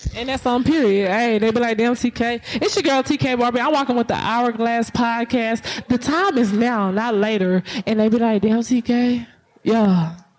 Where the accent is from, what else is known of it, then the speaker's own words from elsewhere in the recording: Texas, United States; I come from I come from Texas County, Texas. Like the country, like the gutter, the the, the mud, like literally a little hole.